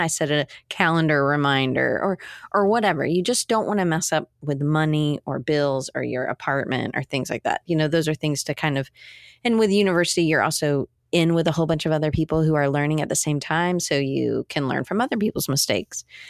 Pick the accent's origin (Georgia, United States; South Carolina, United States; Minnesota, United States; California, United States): Georgia, United States; Atlanta; I grew up in Atlanta.